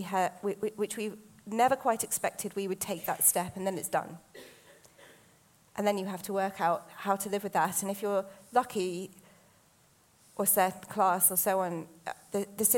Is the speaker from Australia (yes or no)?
no; United Kingdom; I'm British Asian